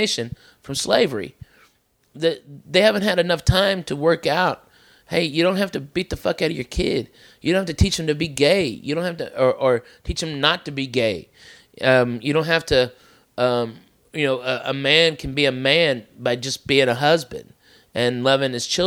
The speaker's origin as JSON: {"language": "English", "region": "the South", "country": "United States", "tie": "born or raised there", "moved": "yes", "said": "growing up in the South"}